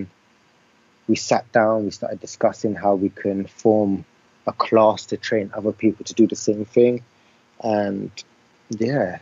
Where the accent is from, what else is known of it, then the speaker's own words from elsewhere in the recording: London, United Kingdom; I'm from London. I'm from west side of London.